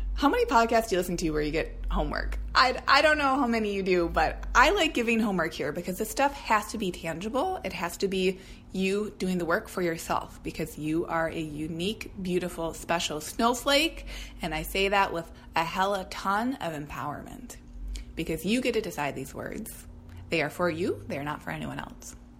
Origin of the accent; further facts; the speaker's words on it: Minnesota, United States; now in Portland, United States; as a Minnesotan